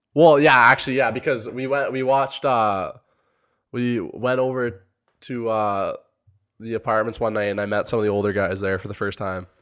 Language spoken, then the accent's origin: English; Sarnia, Ontario, Canada; I'm from Sarnia, Ontario, Canada